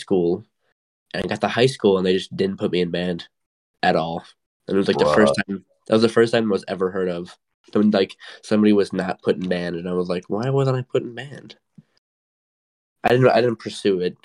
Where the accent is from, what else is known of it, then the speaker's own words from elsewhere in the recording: Wisconsin, United States; now in Georgia, United States; I'm from Wisconsin